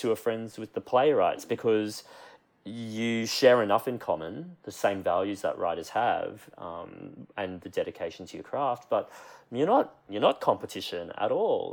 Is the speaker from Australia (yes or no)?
yes; Queensland, Australia; moved away as an adult; also born or lived in Brisbane; now in Sydney, Australia; I'm currently based in Sydney and I have been here for the last three years, but I still very much think of myself as a Queenslander who happens to live in Sydney.